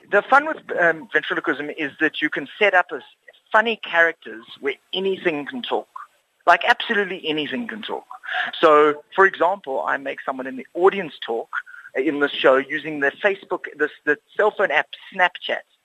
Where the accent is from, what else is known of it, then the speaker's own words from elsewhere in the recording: Cape Town, Western Cape, South Africa; Afrikaans is a second language; ek is van Rondebosch af in die Kaap